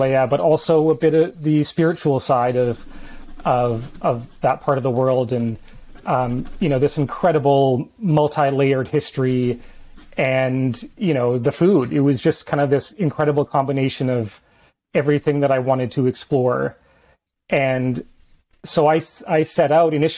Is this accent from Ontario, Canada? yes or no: no; a small island in British Columbia, Canada; moved away; also born or lived in Toronto / India / South Korea; I'm from out west, a small island in British Columbia.